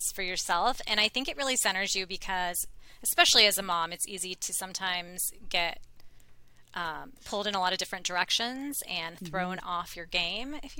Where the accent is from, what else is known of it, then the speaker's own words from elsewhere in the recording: India; I'm from India